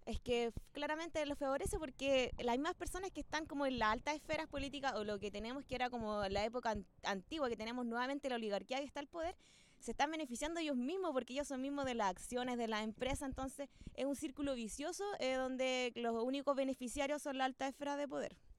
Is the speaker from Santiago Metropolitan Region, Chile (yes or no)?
yes; Santiago, Santiago Metropolitan Region, Chile; moved away as an adult; now in Panguipulli, Chile; soy oriunda de Santiago, de la comuna de Maipú